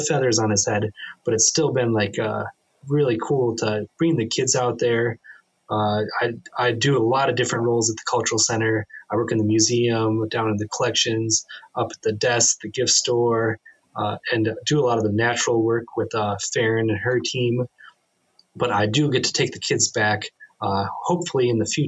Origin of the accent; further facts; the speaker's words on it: United States; also born or lived in Lower Brule Tribe, South Dakota; now in Shakopee, United States; I grew up in the Dakotas, so North and South Dakota